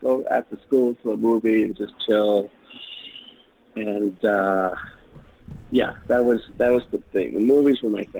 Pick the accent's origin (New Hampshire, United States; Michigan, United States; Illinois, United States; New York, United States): New York, United States; New York City; Born and raised in New York.